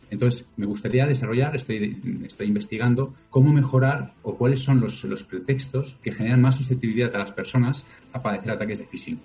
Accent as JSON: {"language": "Spanish", "country": "Spain", "said": "Vengo de España."}